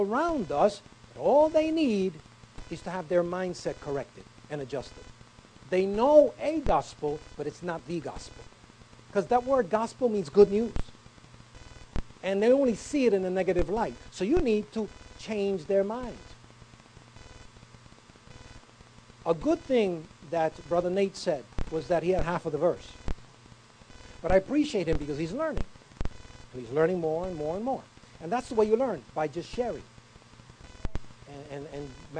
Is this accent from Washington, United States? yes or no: no; New York City, New York, United States; born or raised there